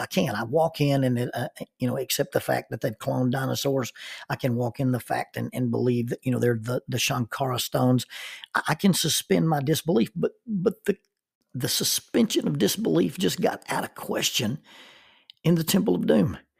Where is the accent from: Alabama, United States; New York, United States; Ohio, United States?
Alabama, United States; Oxford; moved away as an adult; I grew up in Oxford, Alabama, and we rarely had snow deep enough to, to play